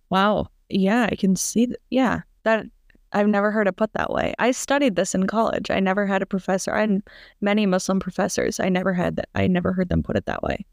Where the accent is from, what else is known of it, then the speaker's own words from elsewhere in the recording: Minneapolis, Minnesota, United States; I'm from Minneapolis